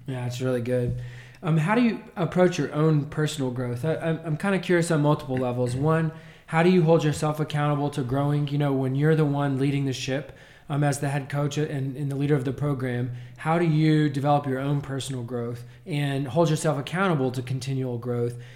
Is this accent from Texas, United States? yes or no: yes; Nazareth, Texas, United States; Growing up in Nazareth, playing basketball from the time I was born